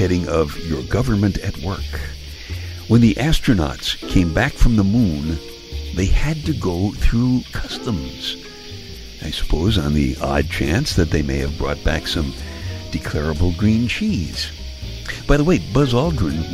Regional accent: New York City, New York, United States; Now, I'm from Brooklyn. I grew up in Brooklyn.

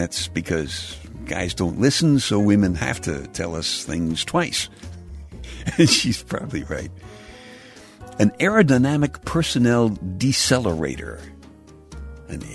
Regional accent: New York City, New York, United States; When I was a kid growing up in Brooklyn

